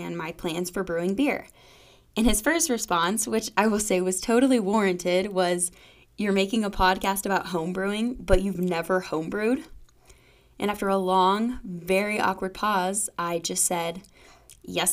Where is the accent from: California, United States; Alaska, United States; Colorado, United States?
Colorado, United States; Golden; I grew up in Golden, Colorado